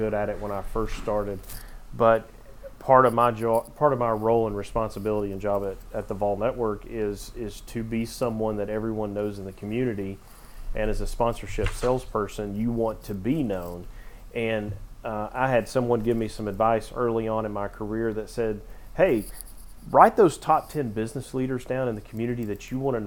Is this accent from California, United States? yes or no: no; Knoxville, Tennessee, United States; I'm from Knoxville